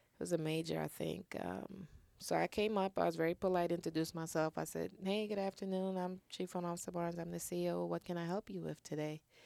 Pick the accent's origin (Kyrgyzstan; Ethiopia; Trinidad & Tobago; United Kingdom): Trinidad & Tobago; now in United States; growing up in Trinidad